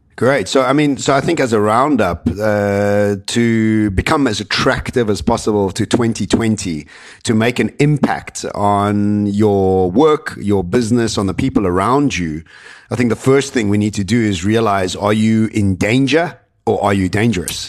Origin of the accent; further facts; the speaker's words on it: Cape Town, Western Cape, South Africa; moved away as an adult; also born or lived in Johannesburg, South Africa; now in Dubai, United Arab Emirates; I come from Cape Town